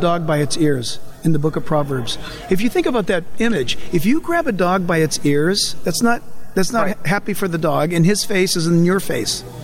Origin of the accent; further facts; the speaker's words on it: San Diego, California, United States; I happen to have been born in San Diego